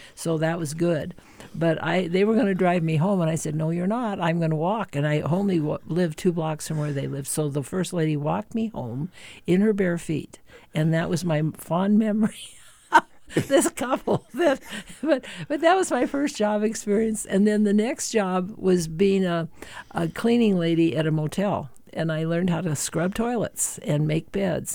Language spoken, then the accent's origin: English; Helena, Montana, United States; also born or lived in Winston, Montana; now in Great Falls, United States; Born and raised in Helena, but I did spend the first five years of my life on a ranch out uh, near Winston, Montana, or between Helena and Townsend